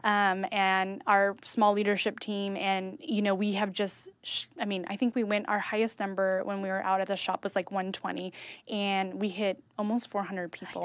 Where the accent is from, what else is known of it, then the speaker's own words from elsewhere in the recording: Kerman, California, United States; I grew up in Kerman.